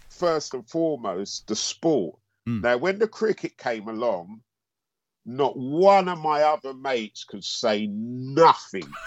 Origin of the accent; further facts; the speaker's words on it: Antigua & Barbuda; Because we're both from Antigua.